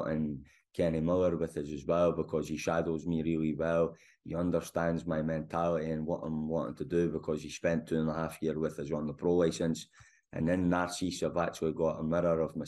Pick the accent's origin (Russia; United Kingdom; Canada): United Kingdom; Scotland; moved away; also born or lived in Germany; I'm Scottish in terms of DNA and my passport, but I'm not a guy that's worked in Scotland at all. So I've always been out in Germany